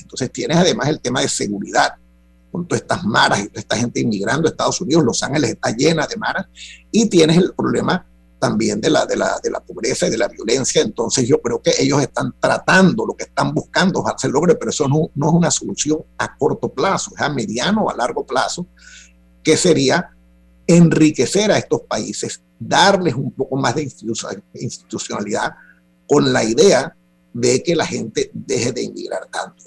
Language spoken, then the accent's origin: Spanish; Panama; todos somos panameños